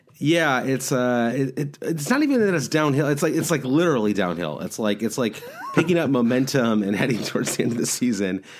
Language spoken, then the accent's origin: English; Midwest, United States; accent: Midwestern; I'm also from the Midwest, so I sound kinda nasal no matter what.